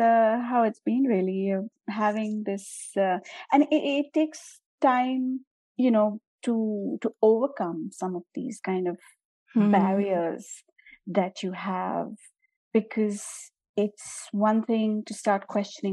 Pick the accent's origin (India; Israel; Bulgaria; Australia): India; I'm Indian and I grew up in India